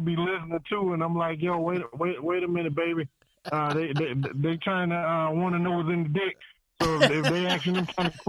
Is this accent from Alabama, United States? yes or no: yes; Alabama, United States; I'm from Alabama, bro.